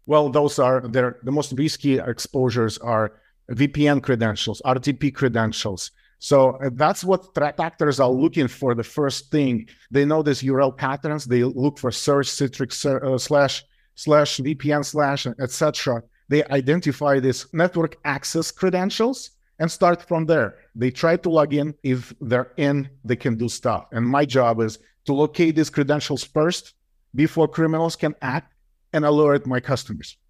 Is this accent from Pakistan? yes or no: no; Moscow, Russia; moved away as an adult; now in United States; I was born in Moscow. It still was Soviet Union.